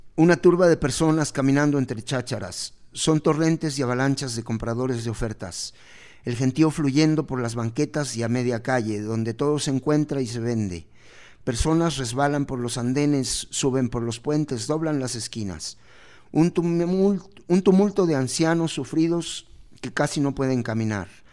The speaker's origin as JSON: {"language": "Spanish", "country": "Mexico", "said": "como somos mexicanos"}